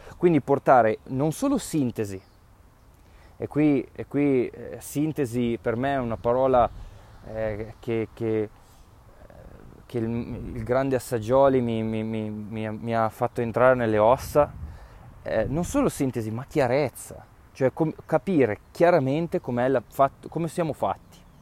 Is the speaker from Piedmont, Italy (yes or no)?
yes; Piedmont, Italy; come diciamo noi dalle mie parti in, in, in Piemonte